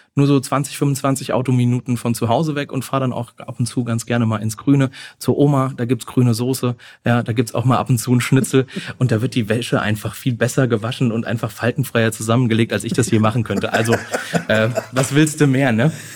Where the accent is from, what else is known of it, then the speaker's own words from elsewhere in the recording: Wetterau, Hesse, Germany; moved away as an adult; now in Frankfurt, Germany; ich bin auch nicht allzu weit weg von Frankfurt